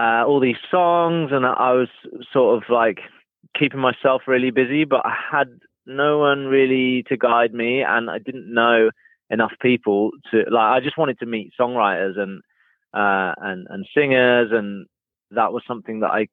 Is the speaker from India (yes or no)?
no; Norfolk, East of England, United Kingdom; I grew up in Norfolk